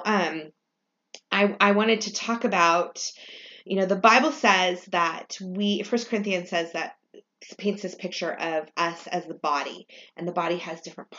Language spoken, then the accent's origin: English; California, United States; I grew up in California